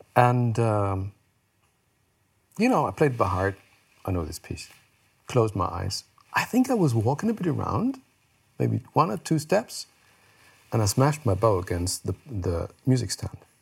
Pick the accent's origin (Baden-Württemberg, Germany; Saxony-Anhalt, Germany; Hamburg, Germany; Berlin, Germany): Baden-Württemberg, Germany; Heidelberg; English is a second language; I was born in Heidelberg and raised in, in Heidelberg, is a town in south of Germany